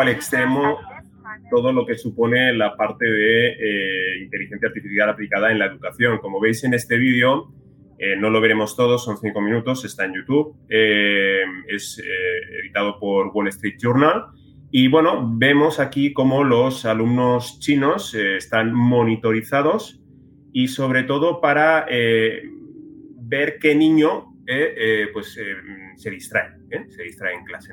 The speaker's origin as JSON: {"language": "Spanish", "country": "Spain"}